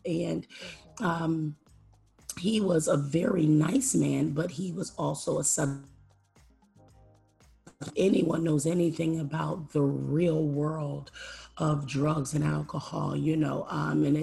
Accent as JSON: {"language": "English", "town": "Philadelphia", "region": "Pennsylvania", "country": "United States", "tie": "born or raised there", "said": "I am born and raised in Philadelphia, Pennsylvania, inner city Philadelphia, Pennsylvania"}